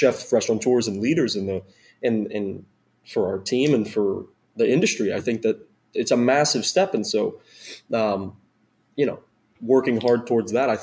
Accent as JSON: {"language": "English", "region": "New York", "country": "United States", "tie": "born or raised there", "moved": "as an adult", "lives_now": "New Orleans, United States", "said": "I'm from New York. I grew up and spent a lot of time in New York"}